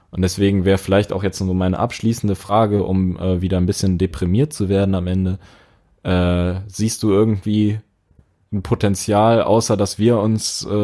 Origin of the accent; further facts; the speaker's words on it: Dresden, Saxony, Germany; ja, äh, bei uns in Dresden, da waren Leute, die haben gegen Pegida demonstriert